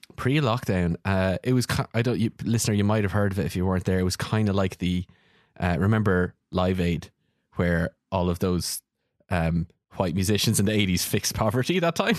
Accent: Ireland; we're both Irish

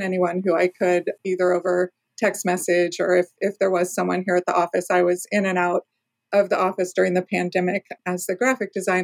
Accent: Southern California, United States; also born or lived in East Coast; now in Oregon, United States; I grew up in Southern California and I live in Oregon now. I did a 10-year stint on the East Coast

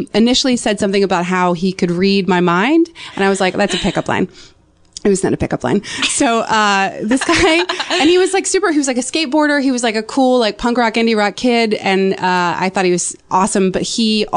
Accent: North Carolina, United States; I'm from North Carolina

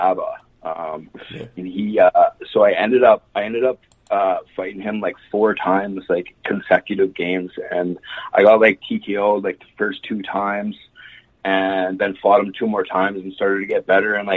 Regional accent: Rocky Mountain House, Alberta, Canada; also born or lived in Eckville, Alberta / Red Deer, Alberta; Yeah, so I was born in Eckville, Alberta. I grew up on a farm just outside Rocky Mountain House, just a couple hours from Calgary here

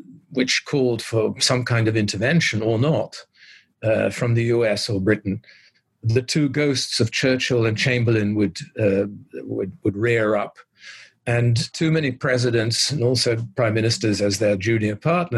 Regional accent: Netherlands; I was born in the Netherlands in 1951, so very much still in the shadow of World War II. My father was Dutch. My mother was British

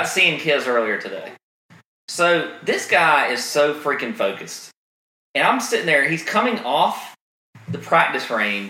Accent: Augusta, Georgia, United States; growing up in Augusta, where in the summertime in July, it's unbearable, or in August.

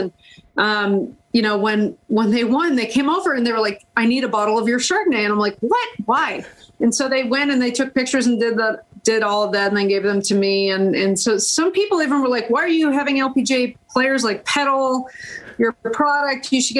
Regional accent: United States; I'm American through and through, true and true.

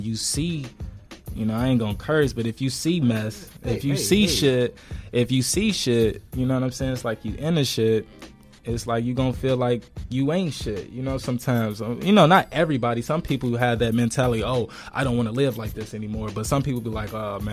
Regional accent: Chicago, Illinois, United States; We're from Chicago

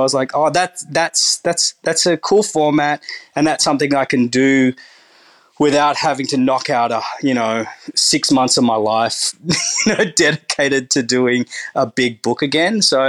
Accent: Turkey; that Turkish bread that you call Turkish bread, that's, I'm from Turkey, we don't actually even have that.

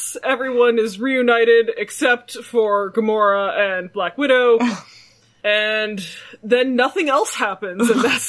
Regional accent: Toronto, Ontario, Canada; this is what it was like growing up in Toronto with my Korean parents.

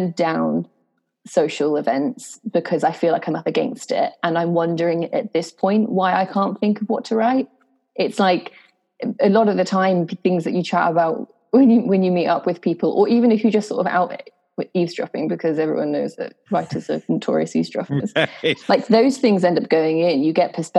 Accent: Norwich, East of England, United Kingdom; moved away as an adult; also born or lived in Canterbury; I'm from a place called Norwich in Norfolk

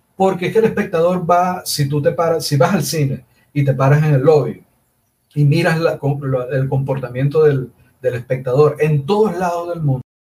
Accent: Maracaibo, Zulia, Venezuela; also born or lived in Havana, Cuba; como era del Zulia, como soy del Zulia, como soy maracucho

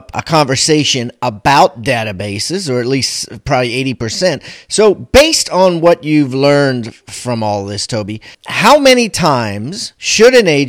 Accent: Columbia, Maryland, United States; my hometown, Columbia, Maryland

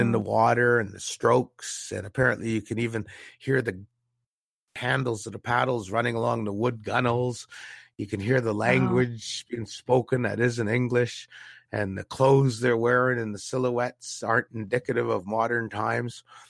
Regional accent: Canada; We weren't even Canadian citizens in our own country back up until 1961

